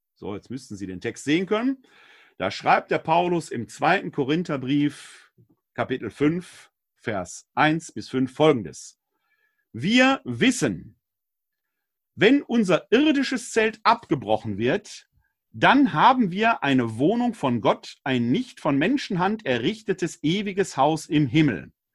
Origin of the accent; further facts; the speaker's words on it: Essen, North Rhine-Westphalia, Germany; Meine Heimatstadt Essen, mehrfach abgebrannt